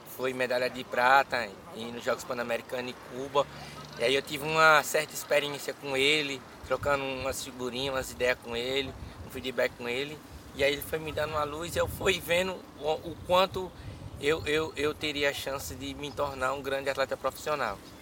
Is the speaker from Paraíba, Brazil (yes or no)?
no; São Paulo, Brazil; now in Juazeiro, Brazil; Eu sou de Juazeiro. Só que eu fui morar em São Paulo assim que meu pai faleceu. E aí eu fui aos 4 anos de idade para lá e aí voltei para cá com uns 17